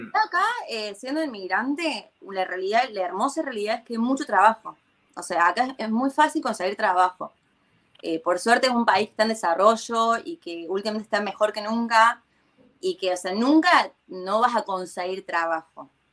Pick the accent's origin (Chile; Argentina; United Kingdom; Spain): Argentina; Córdoba; moved away as an adult; now in Tel Aviv, Israel; yo vengo de Córdoba encima, ni siquiera de Buenos Aires. Entonces, en Córdoba la gente somos muy, muy amenos